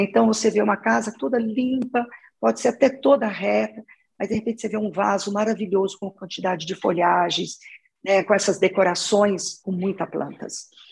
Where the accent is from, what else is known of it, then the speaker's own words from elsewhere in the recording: Minas Gerais, Brazil; moved away as an adult; now in São Paulo, Brazil; eu sou de Minas, sou mineira. Eu estou em São Paulo já trabalhando há 25 anos.